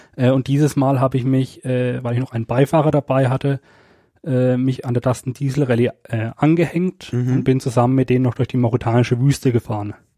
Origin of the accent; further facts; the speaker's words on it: Germany; bei uns in Deutschland